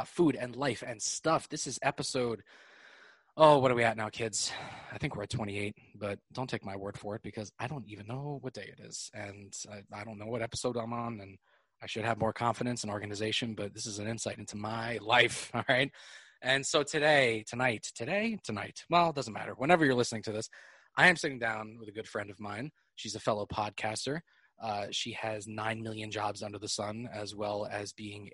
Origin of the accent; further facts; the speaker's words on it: New York, United States; I'm very much from New York, which you may or may not hear